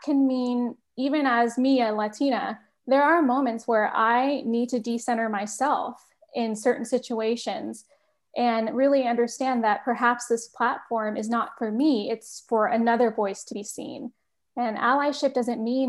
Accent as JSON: {"language": "English", "area": "Bay Area", "region": "California", "country": "United States", "also_born_or_lived": "Massachusetts", "said": "I'm originally from the Bay Area"}